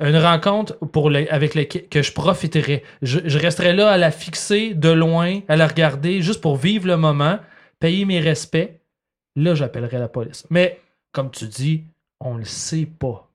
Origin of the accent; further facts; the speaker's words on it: Laval, Quebec, Canada; j'ai grandi à Laval